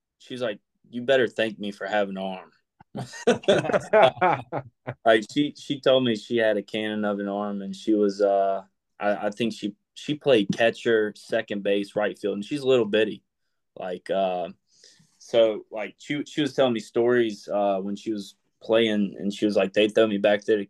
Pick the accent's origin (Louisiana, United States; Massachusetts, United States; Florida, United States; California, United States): Louisiana, United States; Zachary; also born or lived in Baton Rouge, Louisiana; I was born in Baton Rouge, and I grew up in Zachary, Louisiana.